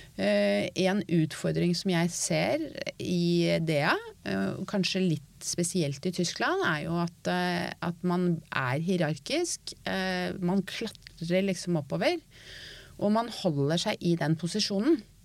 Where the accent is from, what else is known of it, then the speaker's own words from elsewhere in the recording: Norway; jeg er norsk